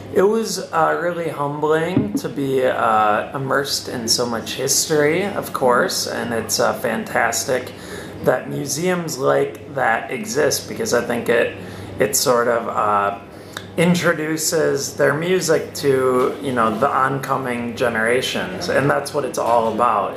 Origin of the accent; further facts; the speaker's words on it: Wisconsin, United States; Wisconsin, my home state